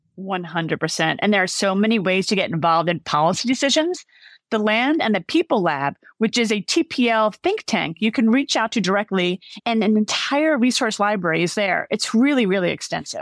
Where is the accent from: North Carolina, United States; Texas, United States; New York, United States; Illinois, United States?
New York, United States; New York City; I grew up in the Bronx